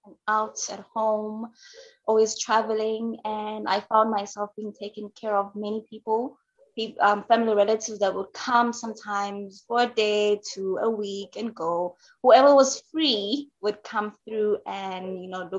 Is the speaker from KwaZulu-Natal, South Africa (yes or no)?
yes; KwaZulu-Natal, South Africa; moved away as an adult; now in Johannesburg, South Africa; I am originally from South Africa. I grew up in KwaZulu-Natal, which is a coastal South African province